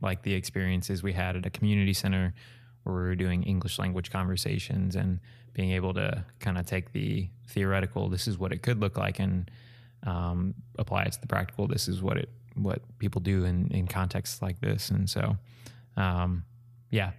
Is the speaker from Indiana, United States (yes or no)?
yes; Evansville, Indiana, United States; I'm from Evansville